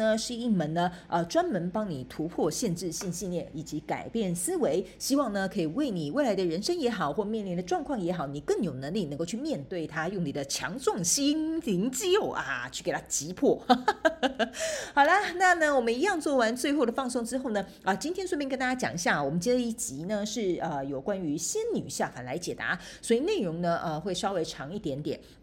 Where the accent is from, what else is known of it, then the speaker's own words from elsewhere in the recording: Taiwan; moved away as an adult; now in Canada; 我以前呢，在台湾，反正我们在台湾就是讲中文嘛